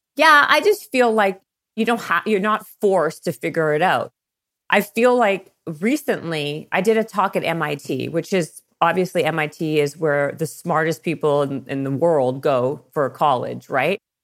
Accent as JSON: {"language": "English", "country": "Canada", "also_born_or_lived": "Toronto / Los Angeles", "moved": "as an adult", "said": "I'm Canadian, and I was working for a record label in Toronto."}